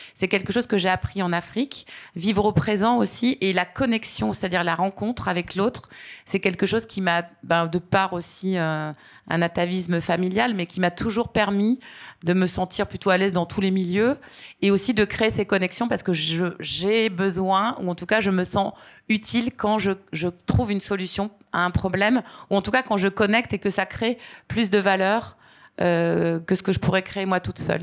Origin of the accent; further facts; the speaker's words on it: Aix-en-Provence, Provence-Alpes-Côte d'Azur, France; moved away as an adult; je suis originaire d'Aix-en-Provence, une ville étudiante très sympathique